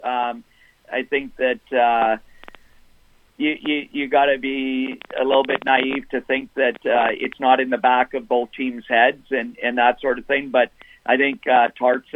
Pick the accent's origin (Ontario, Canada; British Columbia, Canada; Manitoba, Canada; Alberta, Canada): Manitoba, Canada; Flin Flon; I'm originally from Flin Flon and grew up and watched 92, 93 when they won the championship